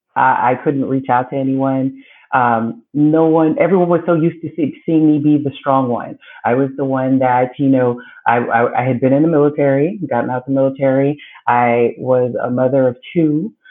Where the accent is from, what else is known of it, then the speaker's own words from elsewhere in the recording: Belize; now in United States; I was born in Belize, Central America. Um, grew up there until coming to the States with my mother